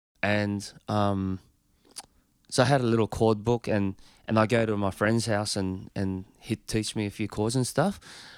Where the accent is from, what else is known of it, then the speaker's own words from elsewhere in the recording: Australia; Being Australian.